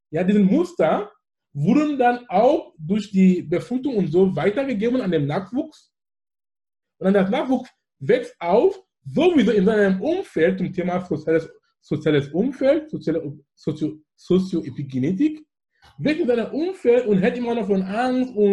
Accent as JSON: {"language": "German", "region": "Anglophone Cameroon", "country": "Cameroon", "tie": "born or raised there", "second_language": "German", "said": "Und wo ich komme aus dem Besatzungsgebiet, wo die Engländer waren. Das heißt, ich bin mit Englisch aufgewachsen und alles in die Schule."}